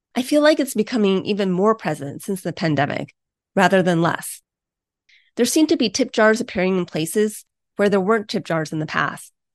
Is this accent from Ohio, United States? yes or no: yes; Ohio, United States; my home state of Ohio